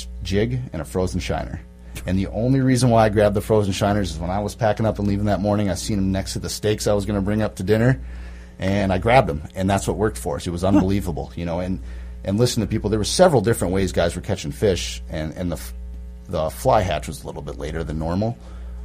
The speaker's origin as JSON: {"language": "English", "town": "Baudette", "region": "Minnesota", "country": "United States", "tie": "born or raised there", "moved": "as an adult", "lives_now": "Bemidji, United States", "said": "I'm from Bidette. I grew up on Lake of the Woods"}